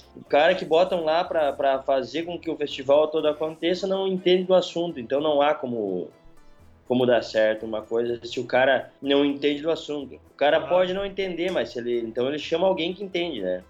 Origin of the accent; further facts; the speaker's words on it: Não-Me-Toque, Rio Grande do Sul, Brazil; also born or lived in Passo Fundo; Nametoque, a cidade onde eu nasci